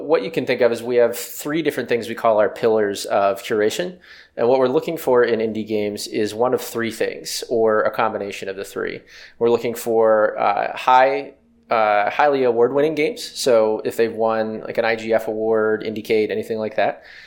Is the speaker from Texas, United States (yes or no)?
no; West Virginia, United States; I grew up in West Virginia, um, a small town outside of Pittsburgh